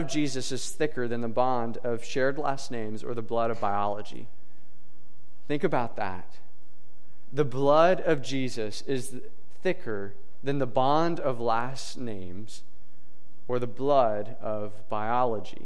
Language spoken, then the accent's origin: English; Princeton, Kentucky, United States; moved away as an adult; also born or lived in Lynchburg, Virginia; I grew up in Princeton, Kentucky, which is a town about the size of Robinson, from what I understand. So I lived there for 19 years of my life